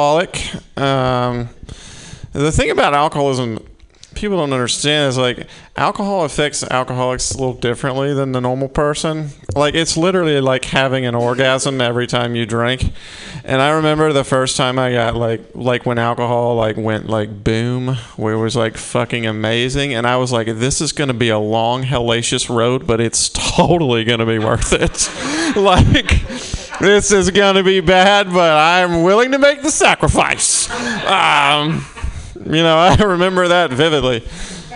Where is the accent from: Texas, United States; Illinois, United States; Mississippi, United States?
Mississippi, United States; I'm from Mississippi.